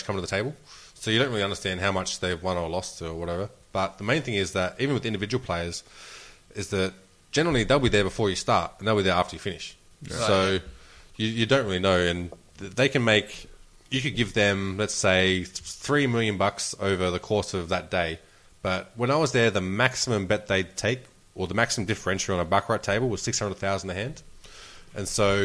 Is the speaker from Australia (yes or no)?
yes; Australia; I'm Australian.